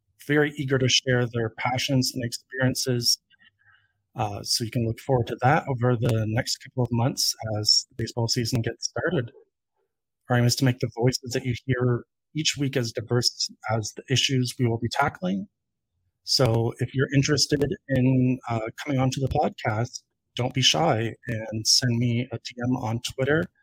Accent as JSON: {"language": "English", "country": "Canada", "said": "as a Canadian and Toronto Blue Jays fan"}